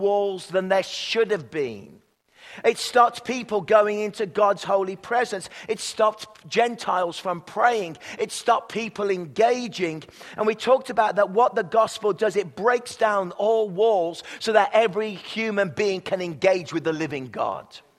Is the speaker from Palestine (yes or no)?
no; England, United Kingdom; now in Canada; I'm from England